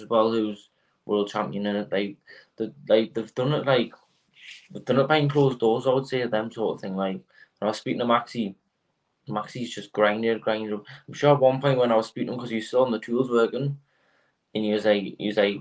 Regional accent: North Shields, North East England, United Kingdom; So I'm from Meadowell originally, which is a pretty rough area, Meadowell, North Shields.

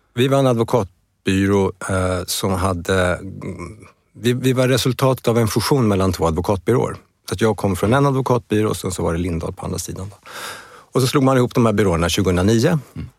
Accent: Stockholm, Stockholm County, Sweden; also born or lived in Uppsala; Jag är född i Stockholm i Bromma

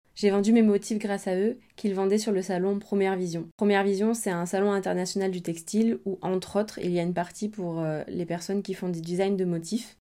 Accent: near Aix-en-Provence, Provence-Alpes-Côte d'Azur, France; moved away as an adult; also born or lived in Barcelona / Brussels; now in Marseille, France; je viens de d'à côté d'Aix-en-Provence

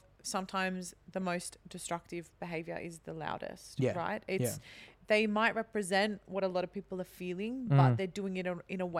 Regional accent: Sydney, New South Wales, Australia; I'm from Sydney.

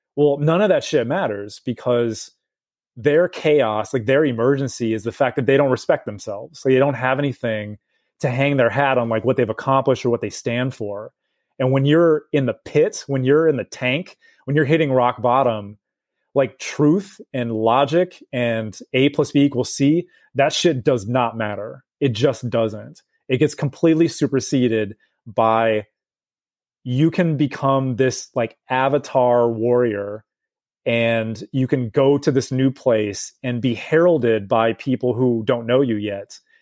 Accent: United States; as an American

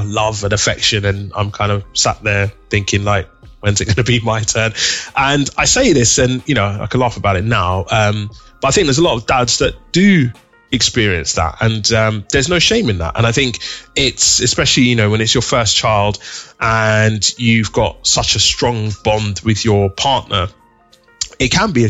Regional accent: Nigeria; And I remember growing up, being Nigerian, both me and my wife, growing up in a Nigerian household

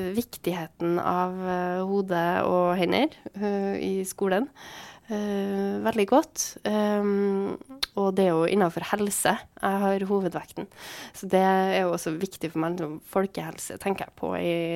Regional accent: Trondheim, Trøndelag, Norway; also born or lived in Svartlamoen / Byåsen; jeg er oppvokst på Tiller

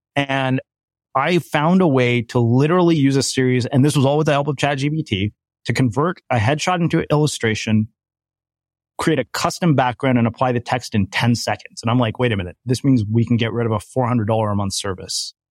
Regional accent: India; I'm Indian

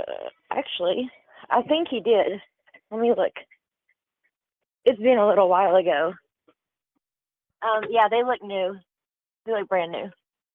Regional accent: Tennessee, United States; now in Kansas, United States; I'm from Tennessee.

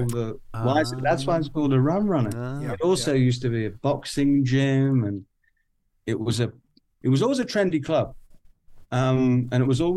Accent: Newcastle upon Tyne, North East England, United Kingdom; I'm a Geordie

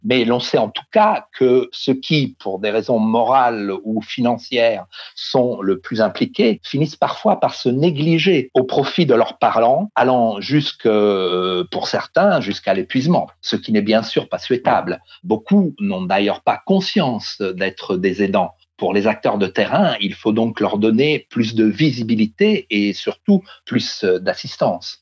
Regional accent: France; chez nous en France

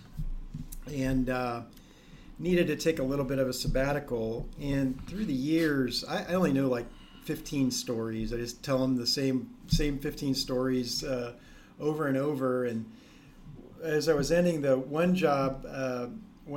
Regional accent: Ohio, United States; We grew up in Ohio

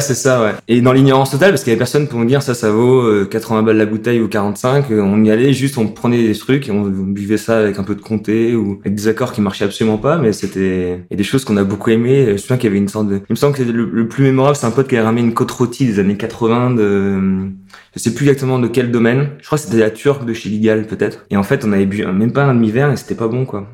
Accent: Strasbourg, Grand Est, France; je suis né à Strasbourg

